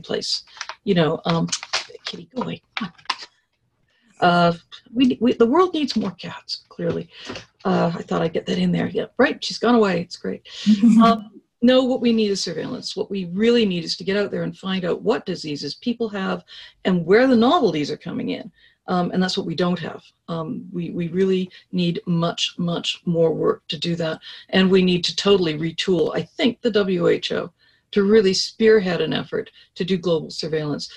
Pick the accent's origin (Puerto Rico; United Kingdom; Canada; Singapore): Canada; I speak as a Canadian